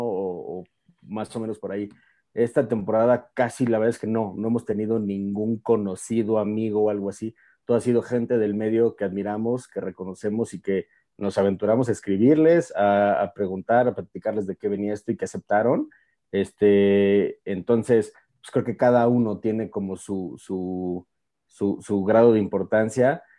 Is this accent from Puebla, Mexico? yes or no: no; Mexico City, Mexico; yo soy de la Ciudad de México